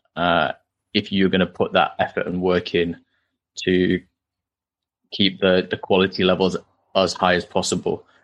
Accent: Halifax, Yorkshire and the Humber, United Kingdom; also born or lived in Newcastle; I was born in Halifax, grew up there, still live here after university as well.

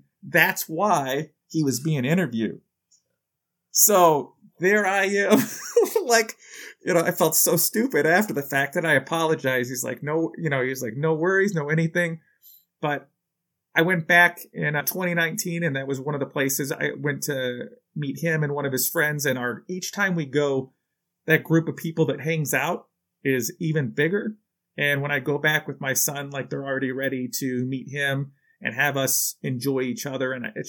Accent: Chicago, Illinois, United States; And I'm like, hot dogs? I'm from Chicago.

